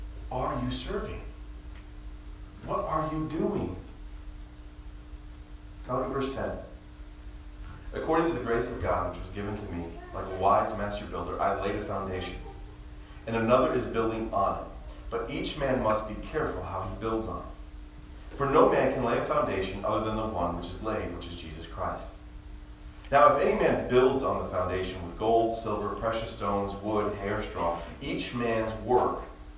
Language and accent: English; Indiana, United States; I mean, I normally tell them Indiana because that's where I was born and I spent a good amount of years there